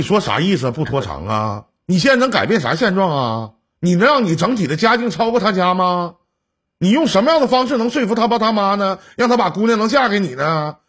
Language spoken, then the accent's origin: Chinese; Northeast China, China; accent: Northeastern (Dongbei); 用我们东北话来讲啊